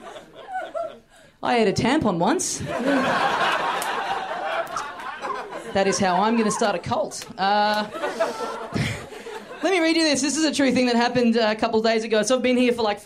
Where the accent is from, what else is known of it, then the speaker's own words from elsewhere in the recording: Australia; I'm just visiting. I'm from Australia